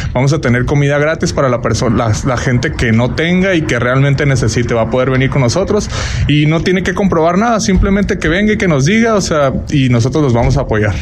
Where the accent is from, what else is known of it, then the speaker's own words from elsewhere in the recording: Culiacán, Sinaloa, Mexico; moved away as an adult; now in Pomona, United States; Yo soy de Culiacán, nací en Culiacán